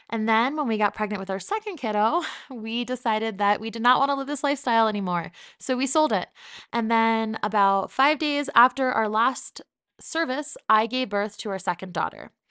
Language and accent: English; New Jersey, United States; But for the most part, this is what I sound like, and people get very confused when I say that I'm from New Jersey.